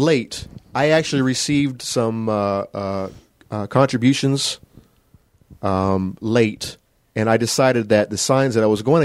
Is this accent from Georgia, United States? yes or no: no; Melrose, Florida, United States; My hometown, Melrose, Florida